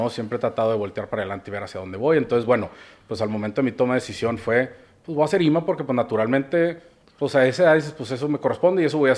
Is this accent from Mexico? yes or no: yes; Monterrey, Nuevo León, Mexico; Eh, yo soy de Monterrey, de toda la vida.